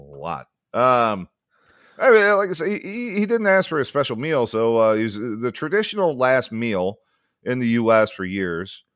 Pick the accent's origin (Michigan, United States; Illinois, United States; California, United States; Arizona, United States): Illinois, United States; Sycamore; moved away; my hometown, to the uh, PJ's Courthouse Tavern in, uh, in Sycamore, Illinois